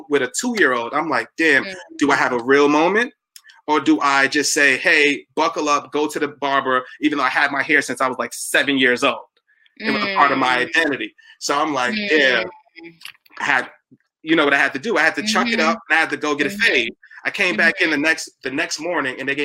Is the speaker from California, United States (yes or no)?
no; New York City, New York, United States; from the Bronx. I'm from Evander Childs High School